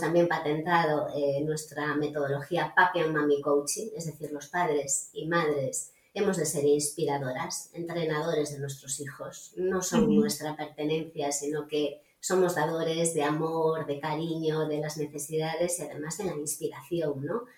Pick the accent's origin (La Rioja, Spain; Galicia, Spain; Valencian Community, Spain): Galicia, Spain; soy gallega